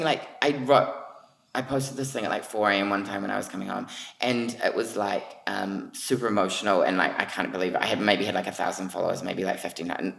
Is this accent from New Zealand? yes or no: yes; New Zealand; moved away; also born or lived in New York; everyone knew me as that Kiwi kid